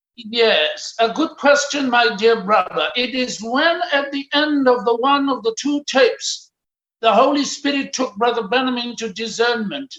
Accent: Pretoria, Gauteng, South Africa; I was born in Pretoria, the capital city of South Africa, on the 2nd of August, 1952

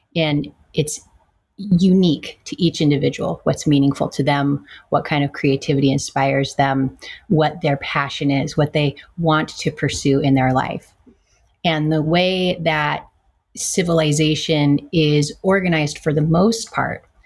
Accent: California, United States; I was born in California.

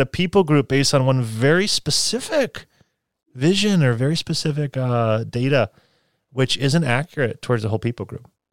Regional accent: United States; also born or lived in China; I'm, I'm from the United States

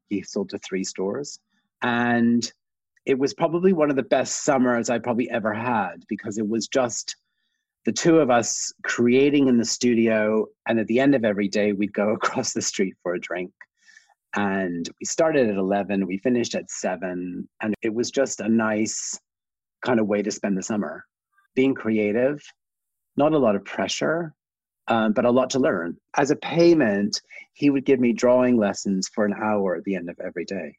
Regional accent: Canada; I'm originally Canadian. I grew up in a small town, kind of almost a village outside of a small town

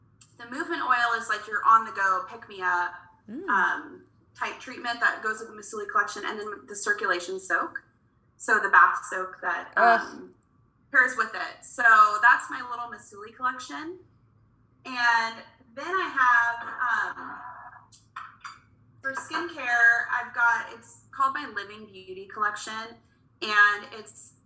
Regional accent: Cocoa Beach, Florida, United States; now in Kansas City, United States; I was born in Florida. I was born in Cocoa Beach, Florida

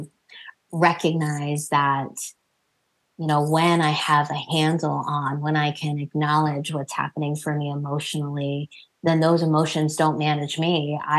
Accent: New Jersey, United States; I was born and raised in New Jersey, but my family is Indian American

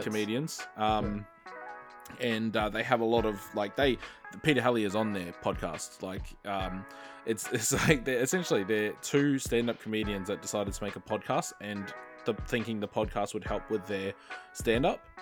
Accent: Marsden, Queensland, Australia; I grew up in Marsden

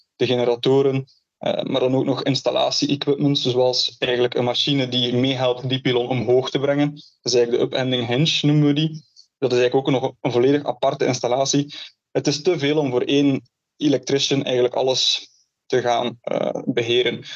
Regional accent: Ghent, Flanders, Belgium; moved away as an adult; also born or lived in Canada; now in Oregon, United States; dus ik ben geboren in, eh, in Gent.

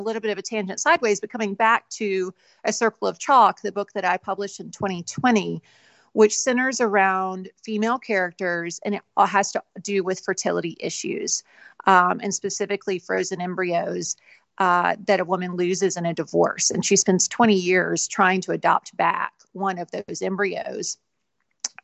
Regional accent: Alabama, United States; I grew up in Alabama

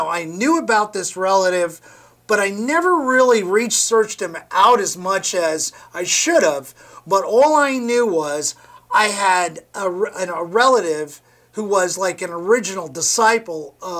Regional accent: New York City, New York, United States; So that's, you know, I ended up by growing up in New York.

